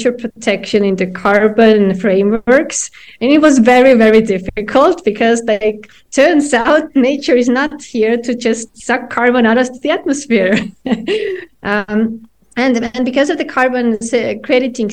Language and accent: English; Estonia; me and my co-founder, we come from Estonia